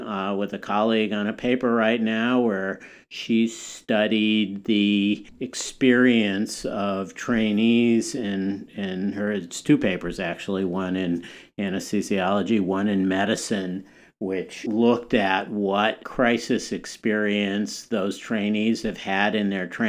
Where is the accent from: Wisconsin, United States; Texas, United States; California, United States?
Wisconsin, United States; moved away; when I was growing up in Wisconsin